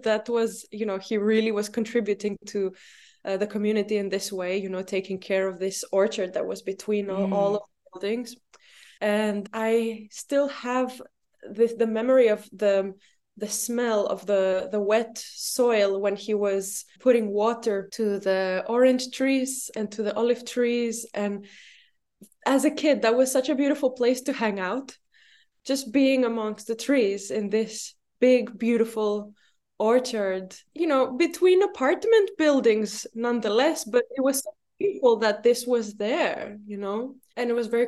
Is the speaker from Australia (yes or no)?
no; Luxembourg; moved away as an adult; also born or lived in Brussels, Belgium; now in Crete, Greece; I was born in Luxembourg, and I spent my childhood and, yeah, most of my youth in Luxembourg